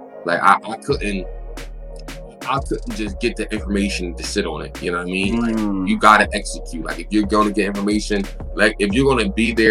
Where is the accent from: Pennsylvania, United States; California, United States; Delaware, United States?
Pennsylvania, United States; Philadelphia; I'm from Philadelphia, the inner city. I grew up in North Philadelphia.